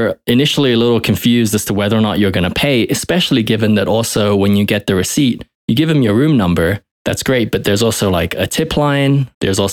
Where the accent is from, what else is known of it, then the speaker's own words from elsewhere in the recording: United Kingdom; now in United States; I'm originally British